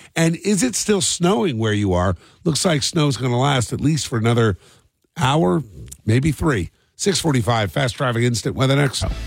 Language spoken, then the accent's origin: English; New Jersey, United States; growing up in South Jersey